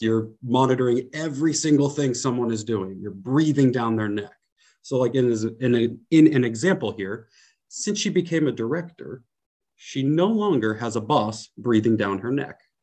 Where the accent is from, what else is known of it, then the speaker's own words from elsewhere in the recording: San Francisco Bay Area, California, United States; moved away as an adult; now in Poland; I'm from the San Francisco Bay Area, where I'm really from is like a very quiet, safe place